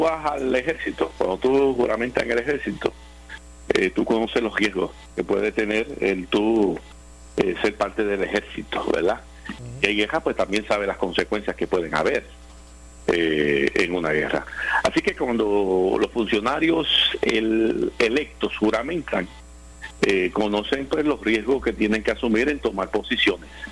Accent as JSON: {"language": "Spanish", "country": "Puerto Rico", "said": "de los ciudadanos americanos que vivimos en Puerto Rico"}